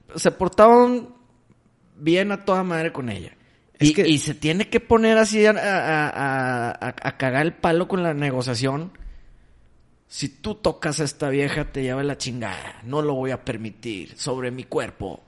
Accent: Mexico; soy mexicano

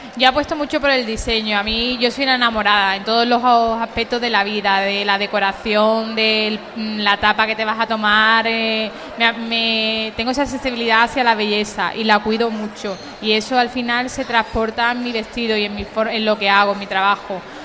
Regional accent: Umbrete, Andalusia, Spain; yo soy de Umbrete y allí tenemos una casa con un patio

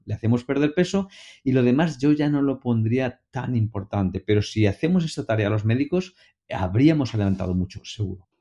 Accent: Valencia, Valencian Community, Spain; en Valencia, en mi tierra, cuando somos muy jovencitos, muy pequeñitos, de niños, ya nos ponen a estudiar música

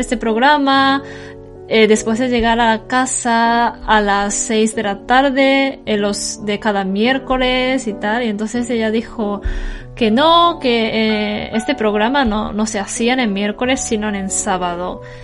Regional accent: Tokyo, Japan; moved away as an adult; also born or lived in Kumamoto; yo la mayoría de mi vida hasta ahora he vivido en Tokio

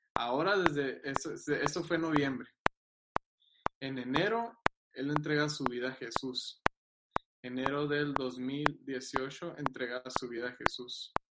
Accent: Agua Prieta, Sonora, Mexico; de Aguaprieta

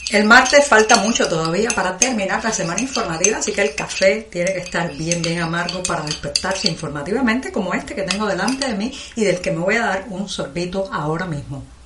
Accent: Cuba; como eh, cubanos

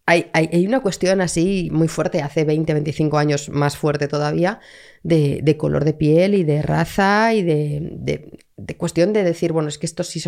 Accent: Madrid, Community of Madrid, Spain; Pero soy de Madrid de toda la vida.

